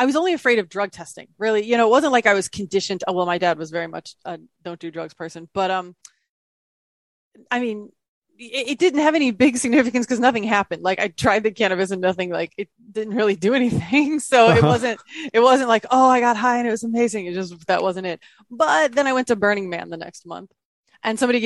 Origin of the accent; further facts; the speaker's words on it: Midwest, United States; I was born in the Midwest from a very conservative family